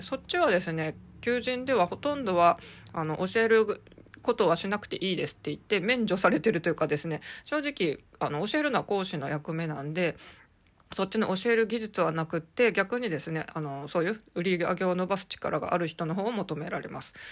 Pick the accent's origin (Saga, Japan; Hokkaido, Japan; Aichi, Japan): Hokkaido, Japan; Sapporo; moved away as an adult; now in Tokyo, Japan; 私はですね、生まれも育ちも札幌